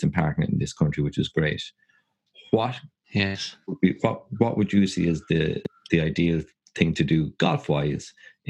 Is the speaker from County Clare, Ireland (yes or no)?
yes; Kilfenora, County Clare, Ireland; I'm from Kilfenora, so I wouldn't really be classed as a local.